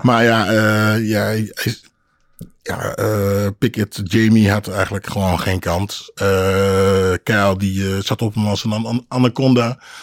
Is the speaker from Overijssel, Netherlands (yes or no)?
yes; Hengelo, Overijssel, Netherlands; accent: plat; moved away as an adult; also born or lived in Amsterdam; ik ben uh, Amsterdam geboren. Mijn uh, Twente eigenlijk echt opgevoed. Hè. Ja. Gegroeid vanaf mijn achtste